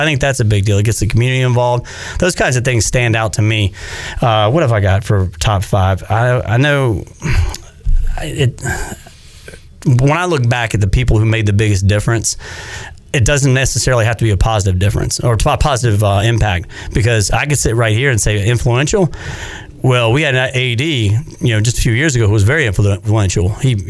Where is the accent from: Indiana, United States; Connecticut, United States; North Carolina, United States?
North Carolina, United States; I couldn't believe we just beat NC State in basketball. Because growing up on Tobacco Road, that was a dream.